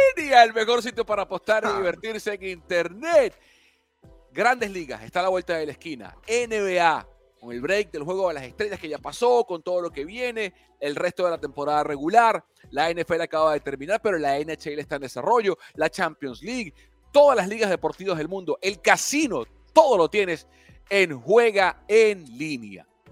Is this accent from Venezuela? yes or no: yes; Barquisimeto, Lara, Venezuela; also born or lived in Caracas; Yo nací en Caracas, pero me crié en Barquisimeto